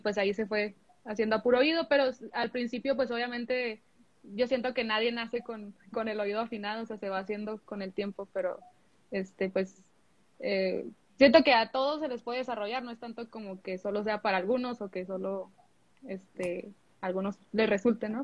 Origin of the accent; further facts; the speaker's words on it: Mexico; also born or lived in United States; yo soy de allá y pues la de México, pues sí. Eh, bueno, me crié aquí